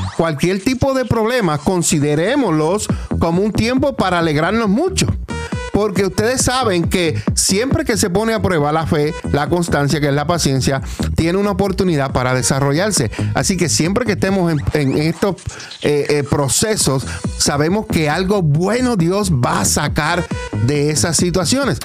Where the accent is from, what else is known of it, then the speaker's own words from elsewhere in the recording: Puerto Rico; now in Allentown, United States; nosotros somos puertorriqueños